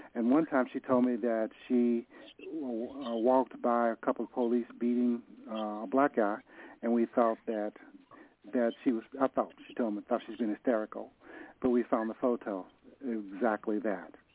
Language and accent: English; Nashville, Tennessee, United States; now in San Francisco, United States; I'm from Nashville. I moved to San